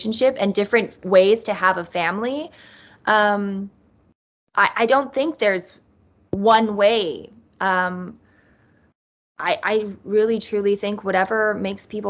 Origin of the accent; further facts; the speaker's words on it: Utah, United States; we grew up in Utah. We grew up in a very conservative state.